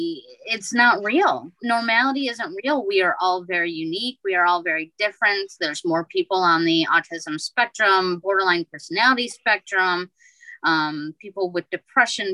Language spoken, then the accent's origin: English; Midwest, United States; I grew up in the Midwest